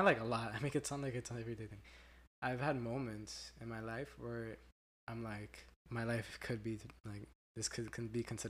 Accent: Miami, Florida, United States; growing up in Miami, I know most of it, like, the back of my hand.

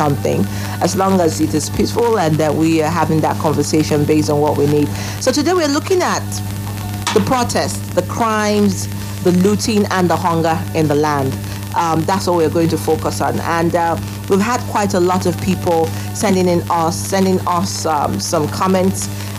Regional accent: Nigeria; it is not only emotional for me as a Nigerian

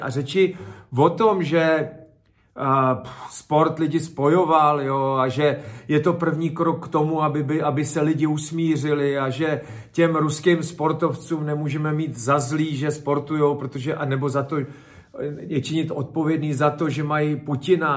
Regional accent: Czechia

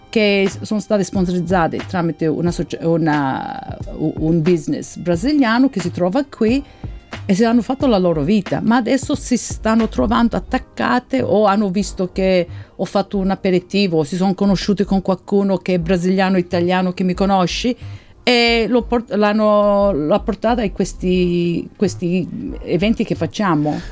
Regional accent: Sicily, Italy; now in Brisbane, Australia; io sono siciliana

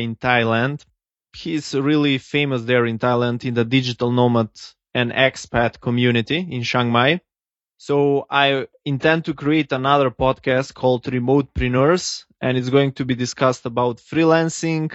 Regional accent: North Macedonia; also born or lived in California; I'm from Eastern Europe, everybody here believes that you cannot succeed if you're in Macedonia

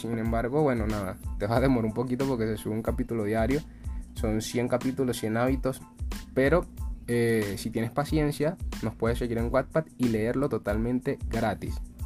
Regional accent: Venezuela; nosotros somos de Venezuela

